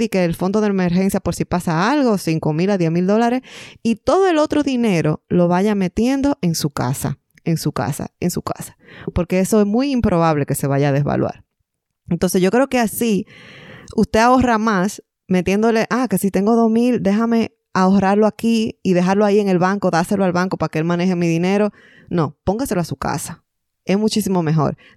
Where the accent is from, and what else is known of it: Dominican Republic; now in Ontario, Canada